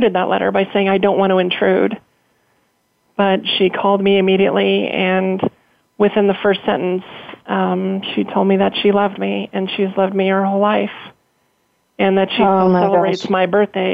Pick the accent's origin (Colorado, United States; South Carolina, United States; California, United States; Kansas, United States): Colorado, United States; I grew up in Colorado my entire life